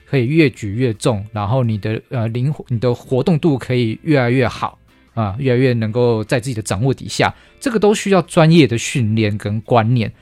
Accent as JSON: {"language": "Chinese", "country": "Taiwan", "said": "我们台湾人其实体质不弱啊，为什么？因为我们是海盗的后裔"}